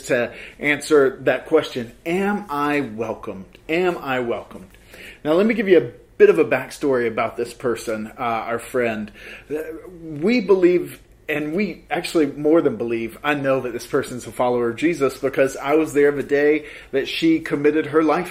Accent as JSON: {"language": "English", "region": "the South", "country": "United States", "tie": "born or raised there", "moved": "yes", "said": "I grew up in the South and Baptist tradition"}